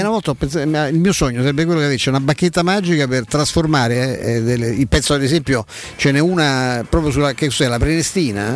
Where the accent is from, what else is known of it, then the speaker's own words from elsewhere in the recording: Rome, Lazio, Italy; ci so cresciuto all'Euro, perché andavo a scuola dai Santi Padri Gesuiti